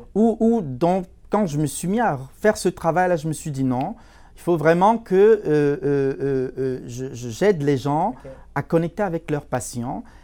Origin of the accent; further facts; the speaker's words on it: Cameroon; moved away as an adult; now in Canada; je suis d'origine euh, africaine, plus précisément, je viens du Cameroun. J'ai émigré au, Canada il y a, en, 2015